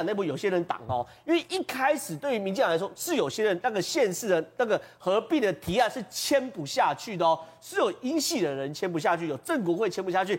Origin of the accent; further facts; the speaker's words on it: Tongluo, Miaoli County, Taiwan; 苗栗不是变三等公民，我是苗栗人啊，宝杰哥，